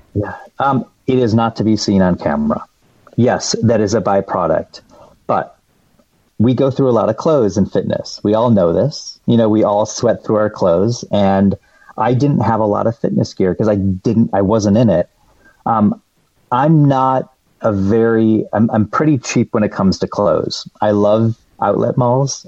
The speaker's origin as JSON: {"language": "English", "town": "Detroit", "region": "Michigan", "country": "United States", "moved": "yes", "said": "I'm from the Metro Detroit area"}